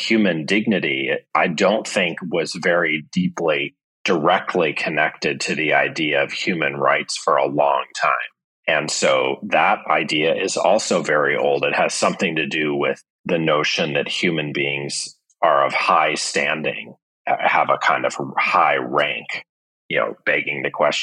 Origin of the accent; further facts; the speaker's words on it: St. Louis, Missouri, United States; moved away; I'm from St. Louis, Missouri